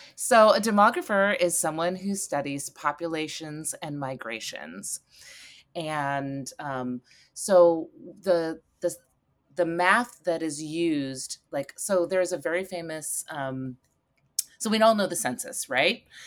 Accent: Eugene, Oregon, United States; I grew up in Eugene, Oregon

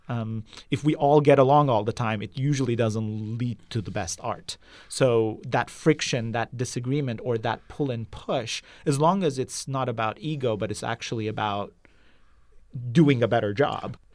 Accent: Izmit, Kocaeli, Turkey; moved away as an adult; also born or lived in Istanbul; now in San Francisco Bay Area, United States; I grew up in Izmit, which is about an hour east of Istanbul.

